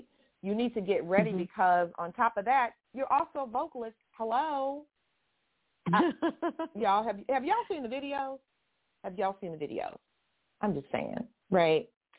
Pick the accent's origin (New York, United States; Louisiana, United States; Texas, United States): Texas, United States; Houston; I'm originally from, I was born in Harris County. I was born in Houston.